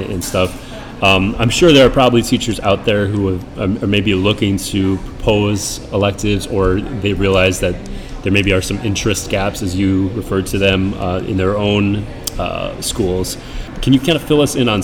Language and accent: English; Minnesota, United States; moved away; I grew up in Minnesota